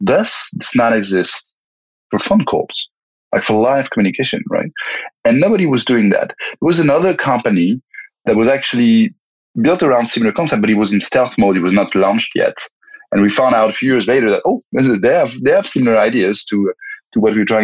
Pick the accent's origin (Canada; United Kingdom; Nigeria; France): France; moved away as an adult; also born or lived in Belgium / Spain; born and raised in France